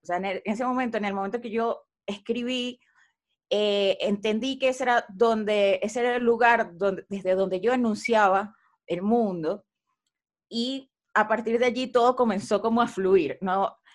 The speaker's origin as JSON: {"language": "Spanish", "country": "Venezuela", "also_born_or_lived": "Buenos Aires, Argentina", "moved": "as an adult", "lives_now": "Mexico", "said": "Cuando me fui de Venezuela a estudiar a Buenos Aires"}